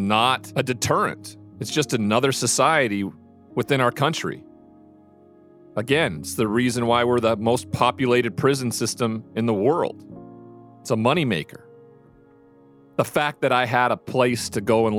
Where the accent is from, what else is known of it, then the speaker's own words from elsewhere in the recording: Montana, United States; moved away as an adult; my hometown